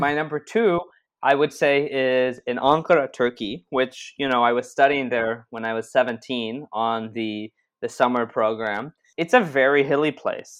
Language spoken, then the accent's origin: English; Israel; we're from Israel